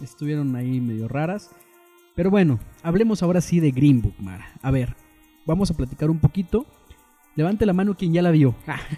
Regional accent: Mexico; Como mexicano

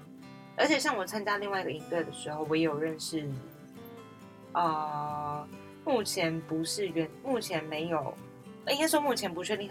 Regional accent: Tafalong, Hualien County, Taiwan; 我是来自塔巴朗部落和安通部落的阿美族…。

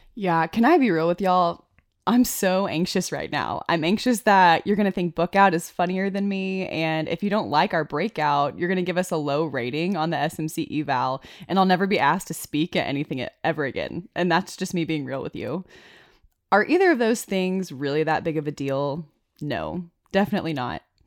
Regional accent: Arkansas, United States; now in Wyoming, United States; we're both from Arkansas

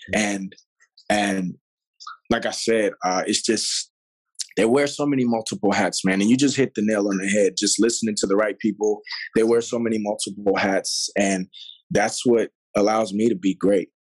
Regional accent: Pasadena, California, United States; also born or lived in Los Angeles / Puerto Rico; came back out here to LA. Actually, out of this, out of a city named Pasadena. Went to mm-hmm. school there, graduated from um, Blair High Schoo

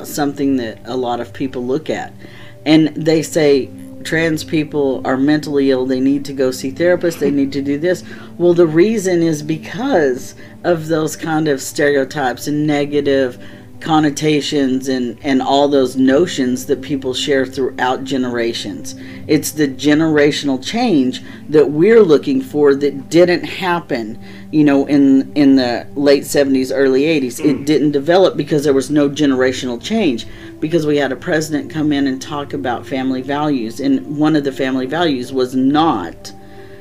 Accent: Texas, United States; now in Midwest, United States; I grew up in the South, in Texas

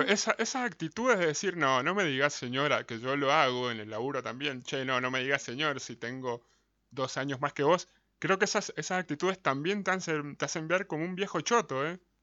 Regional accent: Mendoza, Argentina; Somos de Mendoza

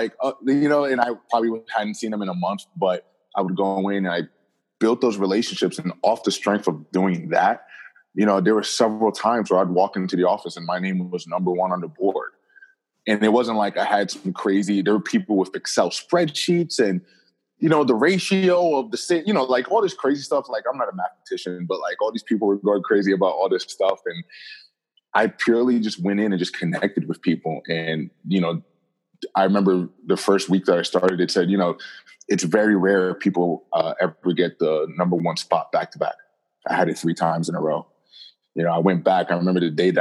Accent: Jersey City, New Jersey, United States; also born or lived in Rhode Island; I'm born and raised in New Jersey, specifically Jersey City, New Jersey

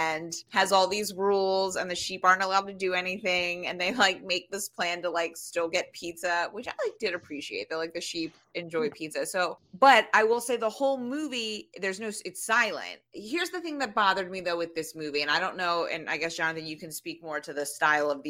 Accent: United States; as an American

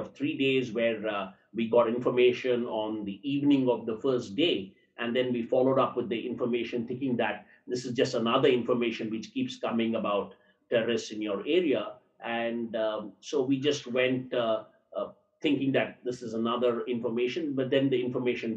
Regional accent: Tamil Nadu, India; I am from down south, I'm from Tamil Nadu

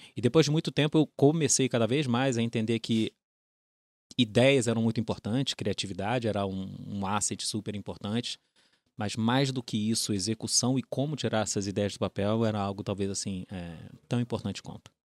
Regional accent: Rio de Janeiro, Brazil; accent: carioca; acho que dá para pegar pelo sotaque. É, uhum. Sou carioca, é, fui nascido, criado na Urca, filho de militares

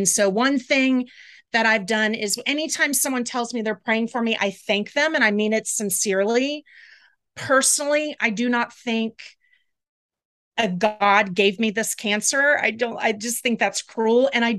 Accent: the South, United States; So I grew up in the South and I was never religious.

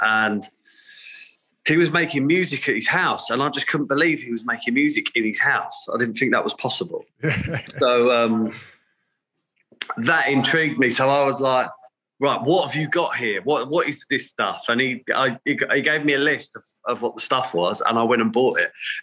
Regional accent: Essex, East of England, United Kingdom; I am born and raised in Essex on the east coast of the UK

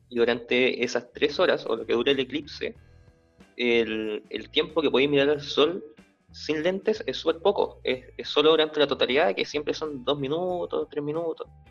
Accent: Nueva Imperial, Araucanía, Chile; now in Santiago, Chile; Yo soy de Imperial

